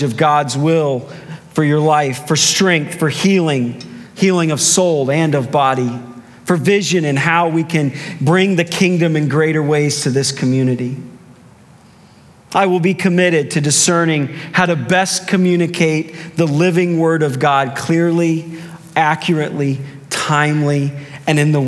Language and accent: English; Cardinal country, Midwest, United States; I grew up in Cardinal country